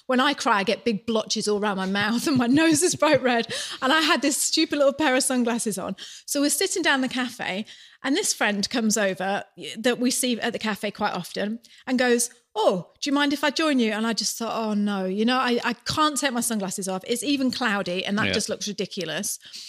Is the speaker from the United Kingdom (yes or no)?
yes; United Kingdom; moved away as an adult; now in New Zealand; as British